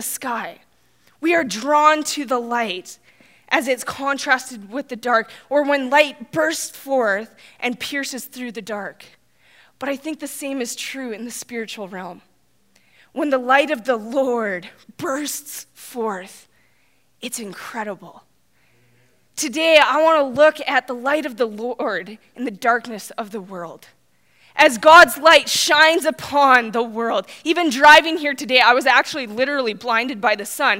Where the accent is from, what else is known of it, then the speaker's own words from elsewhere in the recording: Saskatchewan, Canada; now in Red Deer, Canada; I grew up in Saskatchewan. That's where my roots are